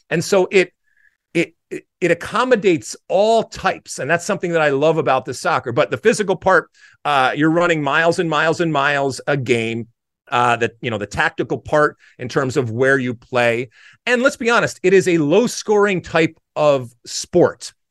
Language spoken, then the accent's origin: English; United States; I grew up, and as an American playing soccer in the seventies and eighties